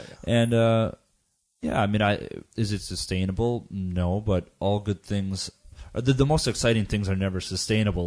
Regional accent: United States; I come from the American background

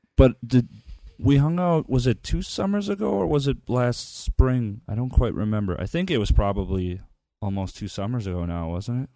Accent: Minneapolis, Minnesota, United States; I'm from Minneapolis

